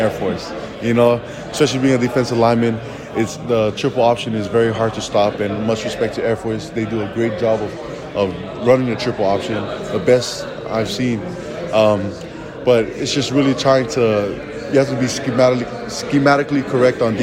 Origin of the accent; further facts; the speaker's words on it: Honolulu, Hawaii, United States; Honolulu, Hawaii.